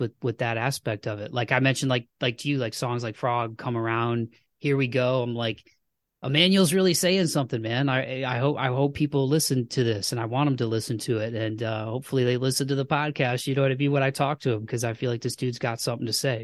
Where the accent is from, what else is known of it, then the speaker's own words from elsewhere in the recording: Toledo, Ohio, United States; where I grew up in Toledo